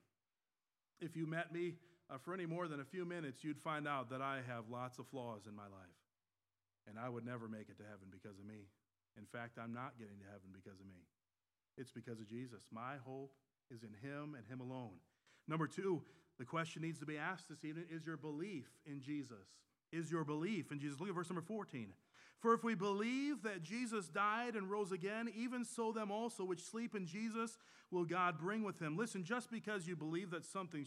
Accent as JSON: {"language": "English", "region": "Michigan", "country": "United States", "tie": "born or raised there", "moved": "yes", "lives_now": "North Carolina, United States", "said": "I was born and raised in Michigan"}